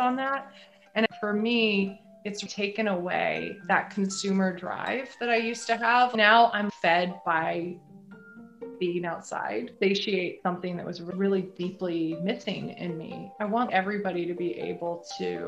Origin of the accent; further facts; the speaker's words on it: northern California, United States; also born or lived in Seattle; now in Maine, United States; I'm actually from way northern California, from a rural area, but way northern California.